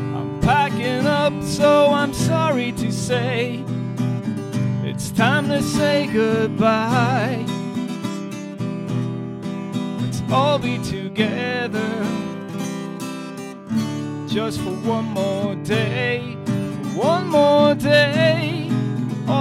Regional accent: Ireland; I'm Irish

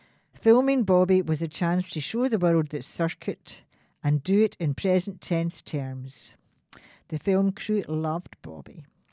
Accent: Louisville, Kentucky, United States; I grew up in Louisville, Kentucky.

